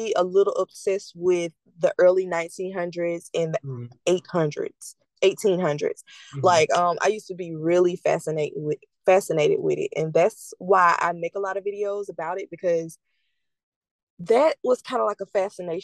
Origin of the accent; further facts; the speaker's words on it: the South, United States; the environment that I lived in growing up in the South